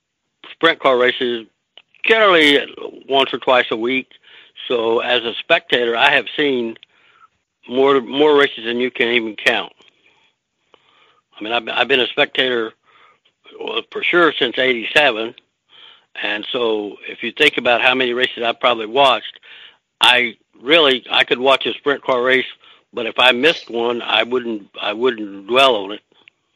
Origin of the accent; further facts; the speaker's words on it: Texas, United States; now in Pennsylvania, United States; that's the reason I came from Texas, is because you can be central to many, many racetracks